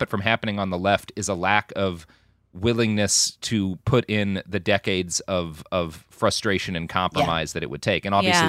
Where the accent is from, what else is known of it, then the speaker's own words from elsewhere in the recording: the South, United States; But I also had the experience of growing up in the South as the child of a very conservative family